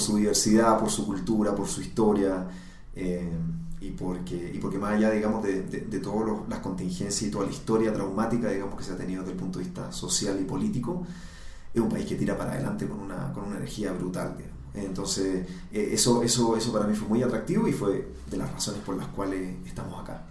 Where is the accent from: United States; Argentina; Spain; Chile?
Chile; moved away as an adult; now in Colombia; soy, soy chileno